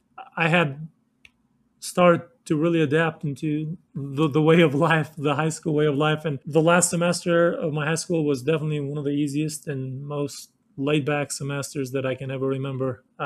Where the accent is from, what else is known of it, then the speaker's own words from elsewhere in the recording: Kosovo; now in Denver, United States; going from a small town, like I said, that I grew up in Kosovo, to go into a big city like Denver